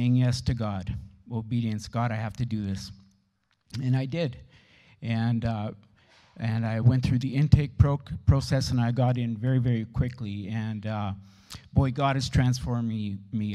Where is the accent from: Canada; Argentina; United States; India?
Canada; Steinbach, Manitoba; Born and raised in Steinbach